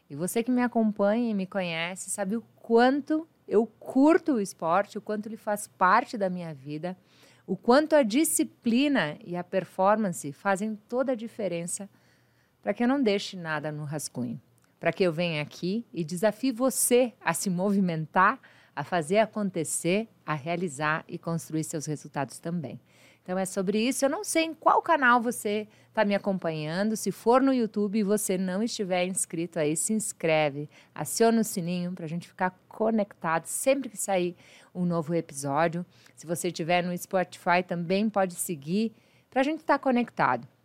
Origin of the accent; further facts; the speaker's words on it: Uberlândia, Minas Gerais, Brazil; moved away; eu sou de Minas Gerais, Uberlândia, Minas